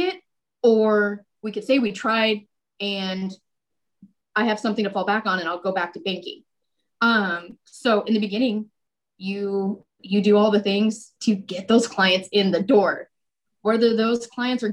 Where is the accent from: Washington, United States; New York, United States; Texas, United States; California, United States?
California, United States; El Cajon; I grew up in El Cajon